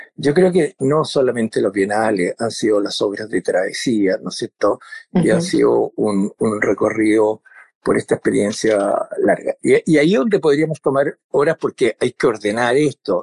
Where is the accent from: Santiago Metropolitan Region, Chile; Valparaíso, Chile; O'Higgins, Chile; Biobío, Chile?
Valparaíso, Chile; yo soy porteño, de Valparaíso